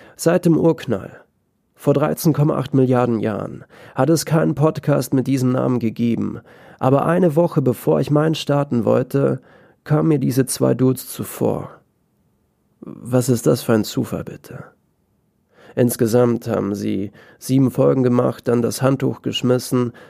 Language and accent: German; Austria; ich bin aus Österreich